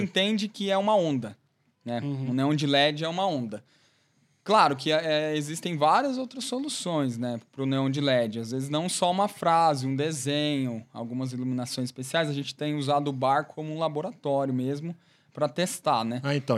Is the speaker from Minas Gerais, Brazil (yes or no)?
no; Tamarana, Paraná, Brazil; eu sou de Tamarana, né? Nasci em Tamarana